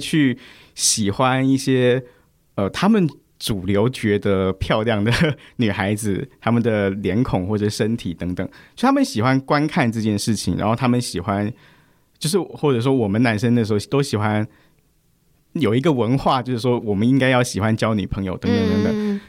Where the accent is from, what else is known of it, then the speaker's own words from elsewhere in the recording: Taipei, Taiwan; moved away as an adult; now in Hualien, Taiwan; 我出生成长，在二十六岁以前我都是在台北长大